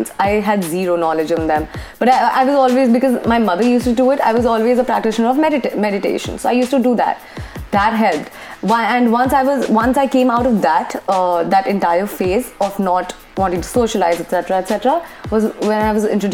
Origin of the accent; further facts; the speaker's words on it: Kolkata, West Bengal, India; moved away as an adult; also born or lived in Bangalore; I was born and brought up in Calcutta itself